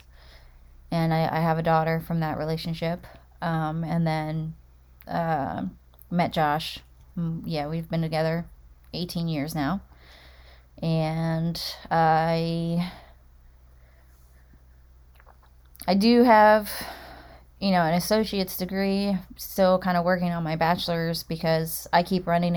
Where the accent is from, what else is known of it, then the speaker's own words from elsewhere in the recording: Delaware, United States; Born and raised in Delaware as well.